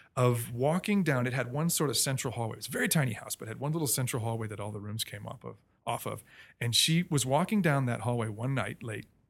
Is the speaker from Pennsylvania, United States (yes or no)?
no; Melbourne, Florida, United States; moved away; I grew up mostly in Melbourne, Florida, a little town on the East Coast